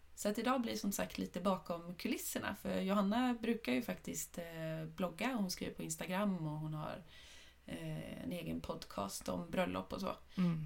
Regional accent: Åkersberga, Stockholm County, Sweden; now in Halmstad, Sweden; vi är ju uppvuxna i Åkersberga som ligger utanför Stockholm.

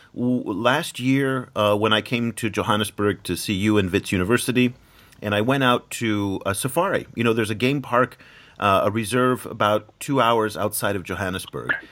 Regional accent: United States; as an American

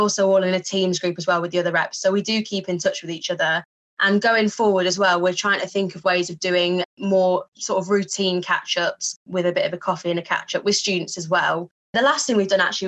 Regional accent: Yorkshire and the Humber, United Kingdom; moved away as an adult; now in Hertfordshire, United Kingdom; I'm from Yorkshire originally, studied at York College and then came down to the University of Hertfordshire.

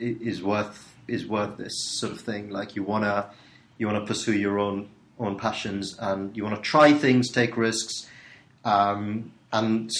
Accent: Sri Lanka; moved away as an adult; now in United Kingdom; I was born in Sri Lanka, and I turned up in the UK about 14 years ago. So I came over for uni.

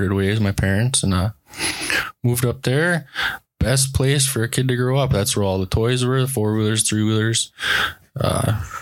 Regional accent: northern Minnesota, United States; also born or lived in Hibbing, Minnesota; I was born right here in Hibbing

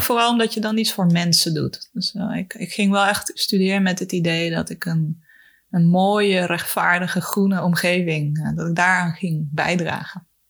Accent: Mozambique; moved away; also born or lived in Chile; ik ben opgegroeid in Mozambique, in Afrika.

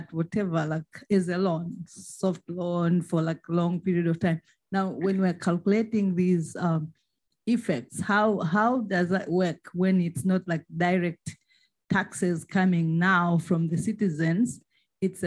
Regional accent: Tanzania; I am from Tanzania.

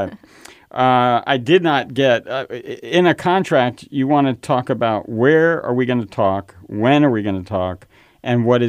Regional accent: New York, United States; I grew up in New York

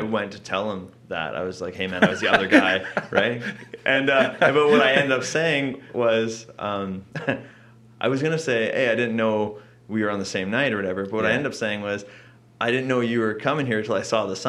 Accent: Langley, British Columbia, Canada; I'm from Langley

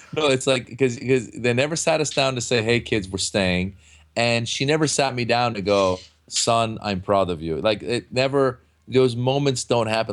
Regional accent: Northern California, United States; moved away as an adult; now in Los Angeles, United States; growing up in Northern California where there really weren't that many Iranians

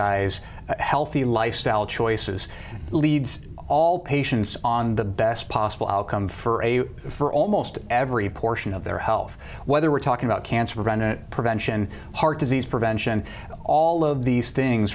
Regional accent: Beemer, Nebraska, United States; moved away as an adult; now in Sioux Falls, United States; I'm originally from Nebraska, from a small town called Beamer, Nebraska

